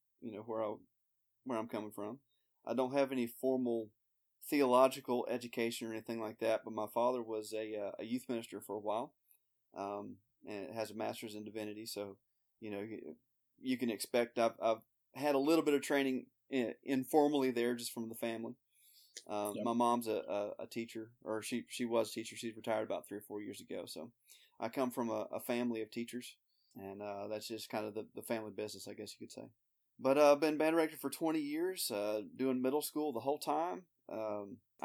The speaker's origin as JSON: {"language": "English", "town": "Birmingham", "region": "Alabama", "country": "United States", "tie": "born or raised there", "also_born_or_lived": "Georgia", "said": "My parents are from Illinois, but I was born in Georgia. Grew up in Birmingham, Alabama. Lived here all my life except for the first year."}